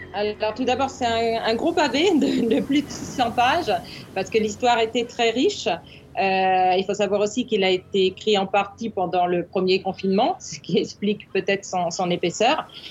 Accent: Normandy, France; je suis normande.

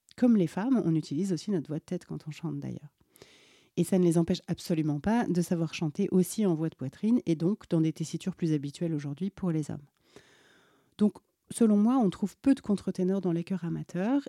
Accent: Alsace, Grand Est, France; pendant mon enfance en Alsace

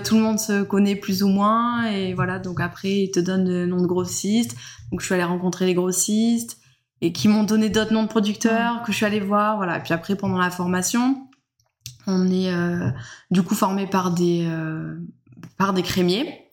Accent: Alpilles, Provence-Alpes-Côte d'Azur, France; moved away as an adult; now in Cucuron, France; je suis pas originaire du coup de Cucuron, je viens plutôt du côté des Alpilles

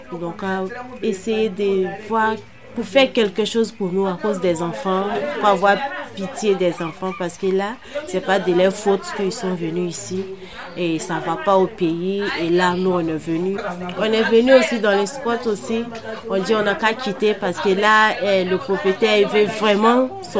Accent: Côte d’Ivoire; now in Montreuil, France; je suis ivoirienne.

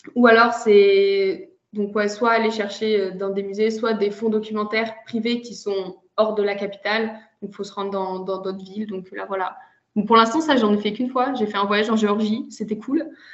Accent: France; moved away as an adult; also born or lived in Germany / China / Lithuania; now in Russia; je suis née en Allemagne et euh, j'ai par contre surtout grandi entre la France et la Russie

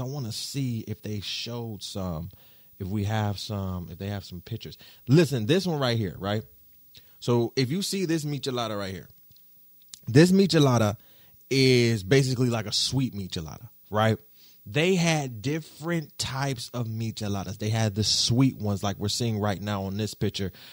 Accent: United States

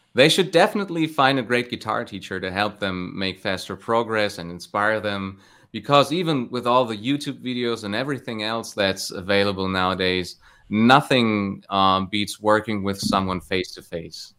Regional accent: Cologne, North Rhine-Westphalia, Germany; in and around my hometown of Cologne

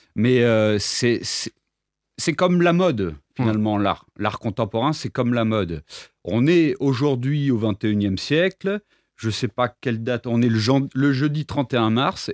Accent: Reims, Grand Est, France; moved away as an adult; also born or lived in Nîmes; now in Apulia, Italy; je suis né à Reims en 1993

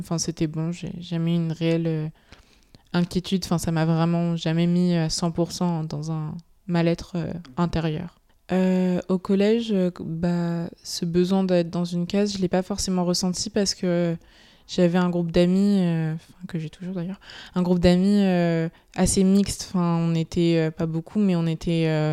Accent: Ivry-sur-Seine, Île-de-France, France; now in Paris, France; j'ai grandi dans le centre-ville d'Ivry jusqu'à ma quatrième où j'ai déménagé dans Paris 15

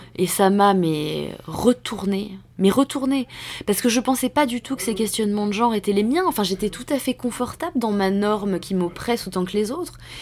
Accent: France; nous, en tant que Français

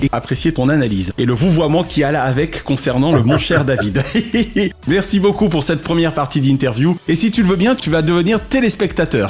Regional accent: France; en tant que Français

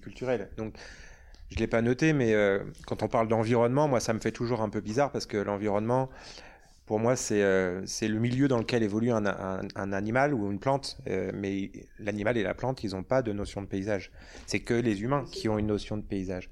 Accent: Normandy, France; also born or lived in Bordeaux; now in Lyon, France; Moi je viens de l'Ouest, je suis normand, j'ai vécu à Bordeaux longtemps

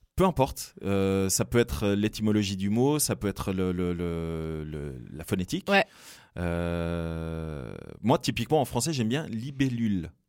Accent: Fribourg, Switzerland; je suis originaire de Fribourg

